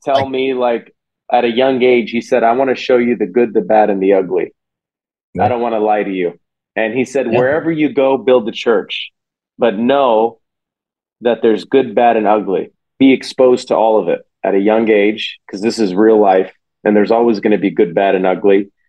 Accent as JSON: {"language": "English", "area": "Silicon Valley", "region": "California", "country": "United States", "tie": "born or raised there", "said": "I grew up in Silicon Valley"}